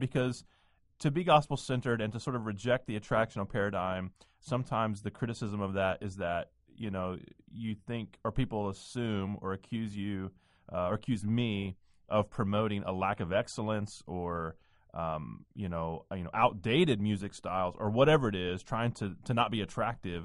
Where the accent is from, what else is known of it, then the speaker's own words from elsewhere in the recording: the South, United States; moved away as an adult; also born or lived in Nashville / New England / Midwest; I grew up in the South